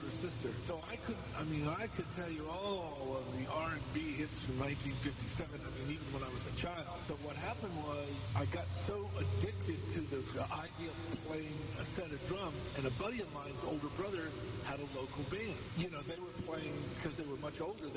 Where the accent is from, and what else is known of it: Florida, United States; born or raised there; also born or lived in Washington, D.C.